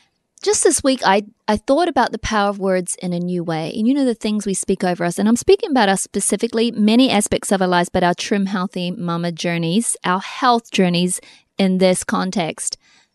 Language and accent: English; New Zealand; we grew up in New Zealand